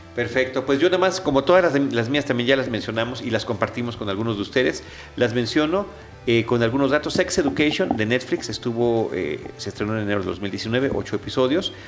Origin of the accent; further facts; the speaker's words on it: Mexico; uno como mexicano, mexica